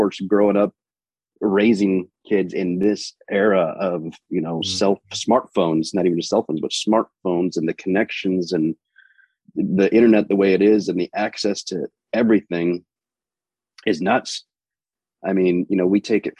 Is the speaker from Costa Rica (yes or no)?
no; Finger Lakes area of Western New York, United States; moved away as an adult; also born or lived in Phoenix, Arizona; I grew up in Finger Lakes area of Western New York.